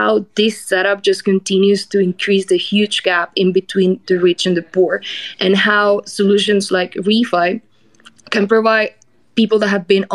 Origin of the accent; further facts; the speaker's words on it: Colombia; I'm from Colombia